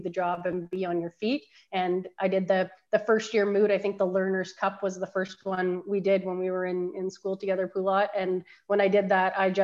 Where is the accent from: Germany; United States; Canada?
Canada; Innisfil, Ontario; also born or lived in Barrie, Ontario; I'm actually from Innisfil, which is just south of Barrie, but Barrie is where I hail from generally